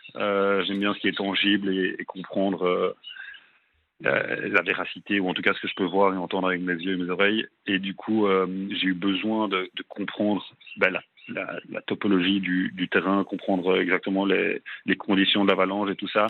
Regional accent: Brussels, Brussels-Capital Region, Belgium; moved away as an adult; now in Melbourne, Australia; je suis à Bruxelles, en Belgique. Je suis belge.

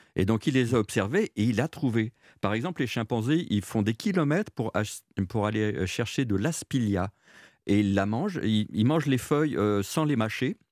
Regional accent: Jura, Bourgogne-Franche-Comté, France; chez nous, dans le Jura

